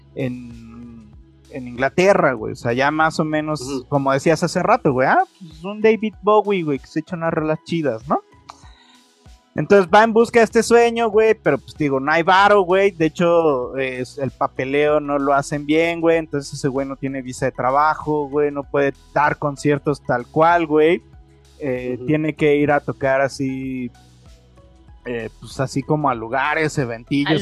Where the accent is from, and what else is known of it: Mexico